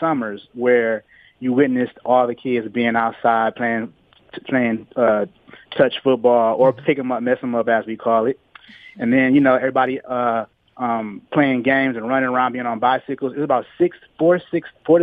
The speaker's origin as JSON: {"language": "English", "town": "Detroit", "region": "Michigan", "country": "United States", "tie": "born or raised there", "said": "Born and raised in Detroit"}